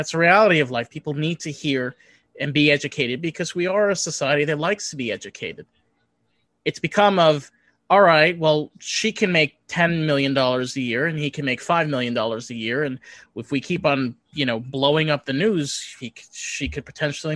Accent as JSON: {"language": "English", "town": "New York City", "region": "New York", "country": "United States", "tie": "born or raised there", "said": "I grew up in New York"}